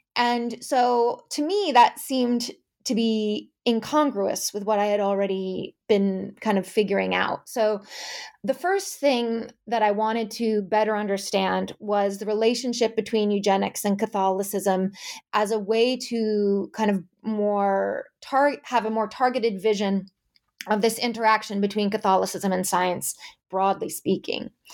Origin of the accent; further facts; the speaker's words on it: Amherst, Massachusetts, United States; moved away as an adult; I grew up in New England, specifically in Amherst, Massachusetts